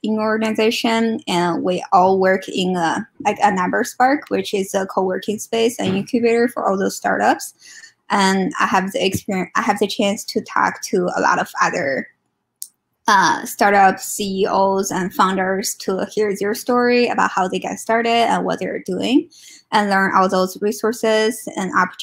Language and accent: English; China; moved away as an adult; now in Ann Arbor, United States; I'm originally from China, and I came to US for grad school